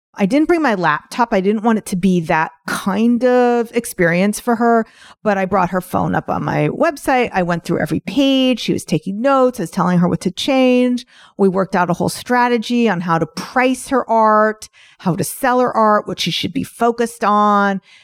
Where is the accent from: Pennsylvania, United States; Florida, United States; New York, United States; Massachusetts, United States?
New York, United States; I'm from New York